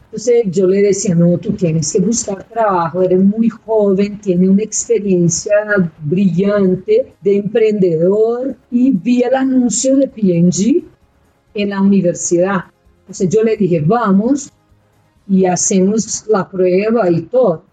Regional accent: Belo Horizonte, Minas Gerais, Brazil; Spanish is a second language; moved away as an adult; also born or lived in Peru / China; now in Bogotá, Colombia; yo nací ahí y yo crecí en Belo Horizonte, en Brasil

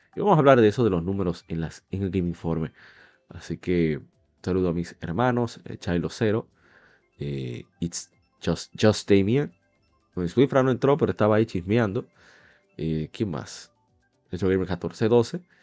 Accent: Dominican Republic; como decimos aquí en mi país, en República Dominicana

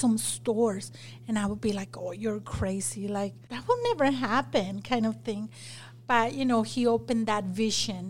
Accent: Mexico; English is a second language; moved away as an adult; also born or lived in Magna, Utah; now in Utah, United States; I grew up in Mexico, but I started Salsa Queen in Magna

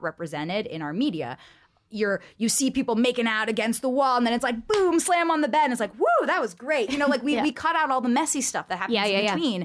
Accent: California, United States; growing up in California

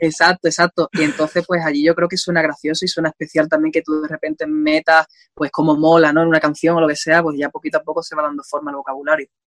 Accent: Andalusia, Spain; yo sea español

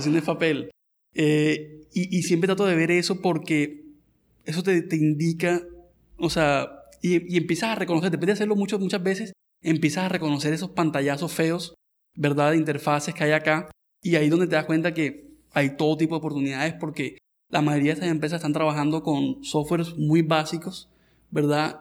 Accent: Colombia; nuestra vida acá en Colombia

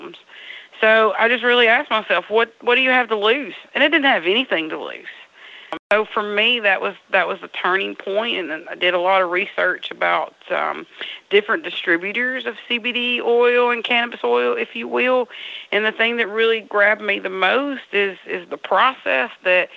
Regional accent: Burnsville, Mississippi, United States; We're from Burnsville, Mississippi

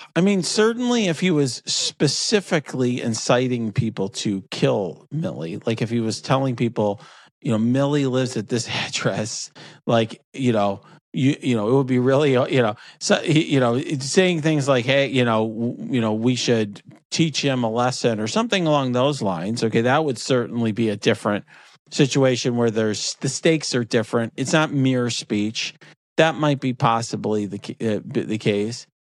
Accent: near Chicago, Illinois, United States; I grew up near Chicago

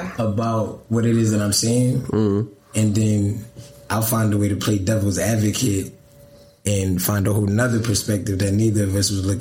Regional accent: Willow Grove, Pennsylvania, United States; also born or lived in Philadelphia; I was born in Philadelphia, but I moved outside of Philadelphia to a place called Willow Grove. Okay. Call it the county. So that's where like my roots really started at.

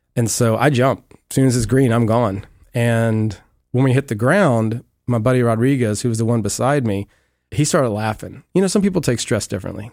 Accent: Amelia, Virginia, United States; moved away as an adult; now in Clearwater, United States; I grew up originally in Amelia, Virginia, a little small town west of Richmond

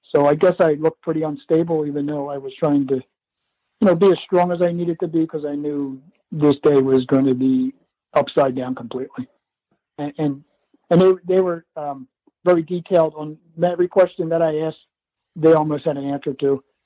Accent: Philadelphia, Pennsylvania, United States; also born or lived in Downingtown, Pennsylvania; we grew up in the Philadelphia area.

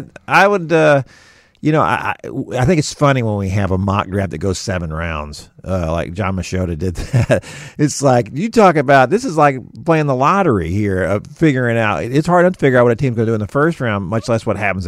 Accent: Houston, Texas, United States; growing up in Houston, and all the teams were just terrible for most of the time I was growing up.

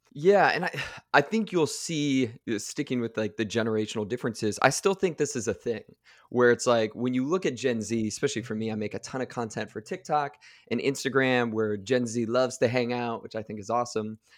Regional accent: Akron, Ohio, United States; I grew up in the Midwest, uh, just outside Akron, Ohio

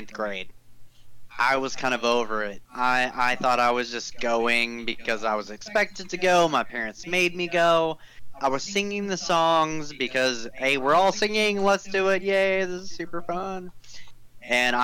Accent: Dallas, Texas, United States; I grew up in Dallas, Texas

